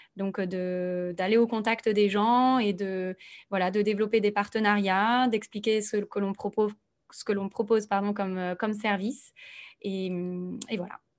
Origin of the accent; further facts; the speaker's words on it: Nantes, Pays de la Loire, France; moved away as an adult; also born or lived in Bordeaux; now in Toulouse, France; je suis née à Nantes et j'ai fait un petit passage par Bordeaux